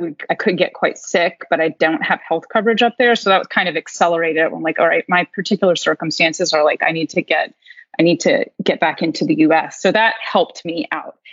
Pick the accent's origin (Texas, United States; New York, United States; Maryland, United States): Maryland, United States; growing up in Maryland